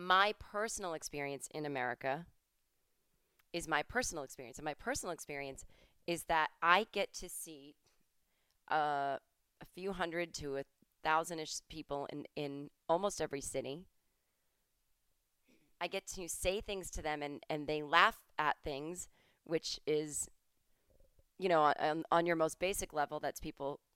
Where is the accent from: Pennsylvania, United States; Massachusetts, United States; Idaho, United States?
Massachusetts, United States; I'm from Massachusetts.